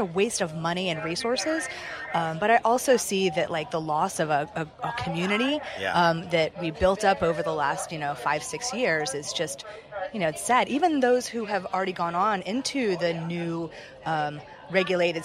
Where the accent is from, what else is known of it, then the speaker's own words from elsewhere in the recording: Charleston, South Carolina, United States; moved away; I'm from the South, from Charleston